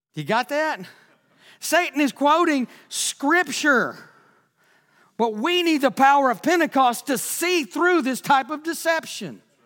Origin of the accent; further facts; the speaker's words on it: Texas, United States; I'm from Texas